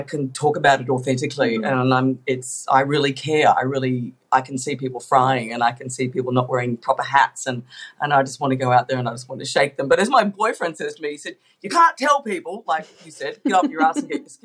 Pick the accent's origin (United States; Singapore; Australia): Australia; we're Australian. We live in a beautiful country.